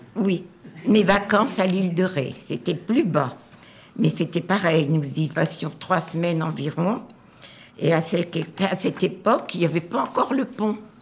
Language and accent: French; Nord-Pas-de-Calais, Hauts-de-France, France; je suis originaire du Nord-Pas-de-Calais